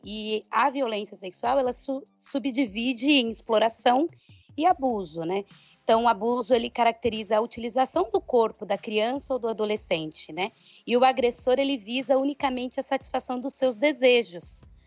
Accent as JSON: {"language": "Portuguese", "country": "Brazil", "said": "Nós, enquanto brasileiros"}